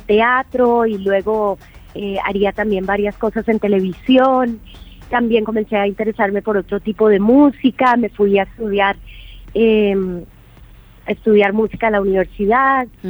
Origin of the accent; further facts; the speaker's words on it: Bogotá, Colombia; moved away as an adult; also born or lived in England; now in Valle de Bravo, Mexico; Crecí eh, en Bogotá, nací en Inglaterra, pero llegué muy pequeñita a, la tierra de mi, de mi familia